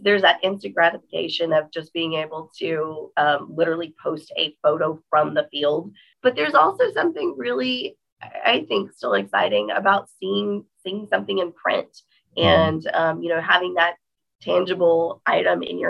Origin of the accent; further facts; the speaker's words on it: Texas, United States; I'm from Texas